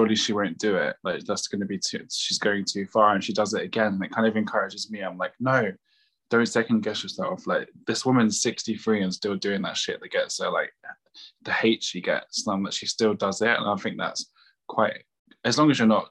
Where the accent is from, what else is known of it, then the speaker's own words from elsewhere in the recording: London, United Kingdom; I grew up in Eltham, like, people like white trash, racist town, South London